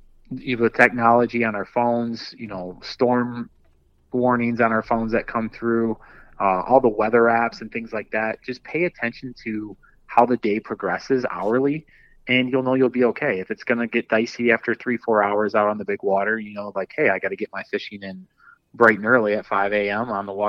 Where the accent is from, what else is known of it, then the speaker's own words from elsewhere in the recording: Dundee, Michigan, United States; I grew up in Southeast Michigan, and, you know, being right by Lake Erie, I grew up in kind of like around the Dundee area.